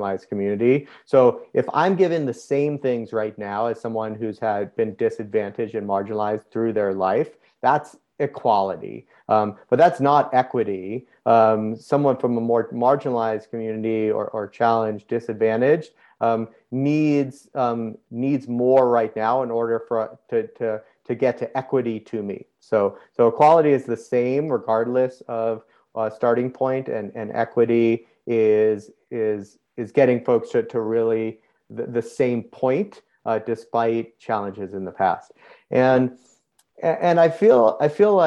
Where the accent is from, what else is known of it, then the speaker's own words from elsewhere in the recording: outside of Boston, New England, Massachusetts, United States; I grew up in the Northeast of the US, outside of Boston, very classic New England environment